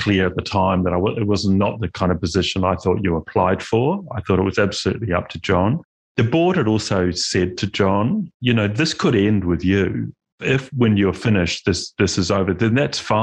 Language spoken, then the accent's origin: English; Christchurch, Canterbury, New Zealand; also born or lived in Melbourne, Australia; Growing up in Christchurch